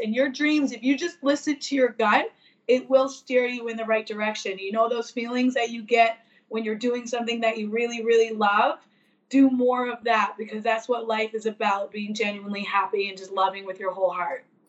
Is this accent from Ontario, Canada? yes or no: no; Newfoundland and Labrador, Canada; we're from Newfoundland